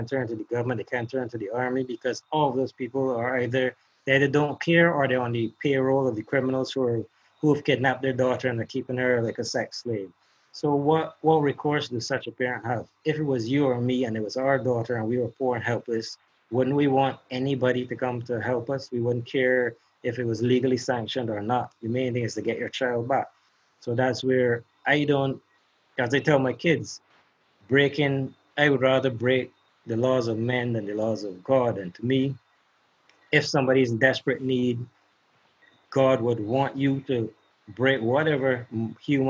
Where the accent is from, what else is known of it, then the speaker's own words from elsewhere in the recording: Barbados; repatriate me back to Barbados